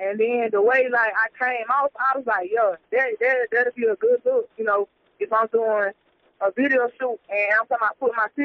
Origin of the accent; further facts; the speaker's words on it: Statesboro, Georgia, United States; I'm from Statesboro, Georgia or whatever. I had moved to like 30 minutes away from Statesboro or whatever, but I still, you know, do my thing around the area